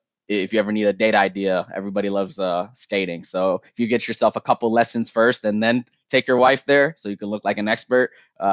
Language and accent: English; Toronto, Ontario, Canada; I'm from Toronto, baby. So like, you know, my parents are from Somalia. Like, they, you know, they go over the ocean, they come to Canada